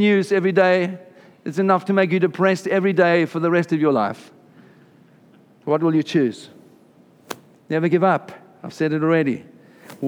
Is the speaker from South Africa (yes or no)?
yes; South Africa; moved away; I'm South African.